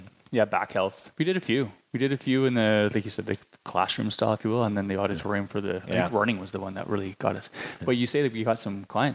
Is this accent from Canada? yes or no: yes; Ontario, Canada; I came from Ontario. Like, I had no network here. Didn't grow up here.